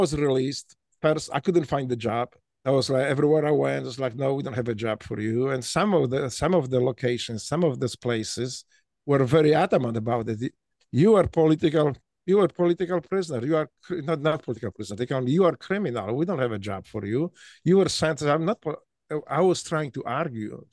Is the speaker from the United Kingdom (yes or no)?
no; Poland; first language Polish; English is a second language; moved away as an adult; also born or lived in Memphis, United States; now in United States; growing up in Poland and later in America